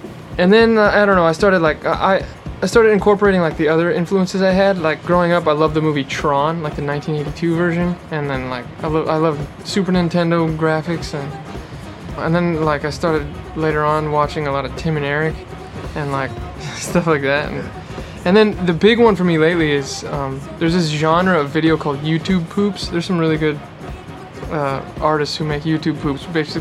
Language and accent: English; Los Angeles, California, United States; I'm from like the outer parts of LA. Okay. So yeah, I've been in LA my whole life.